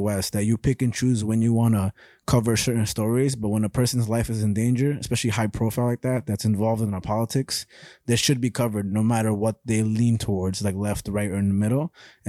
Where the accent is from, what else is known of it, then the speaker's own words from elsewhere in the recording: Boston, Massachusetts, United States; All right. I'm from Boston.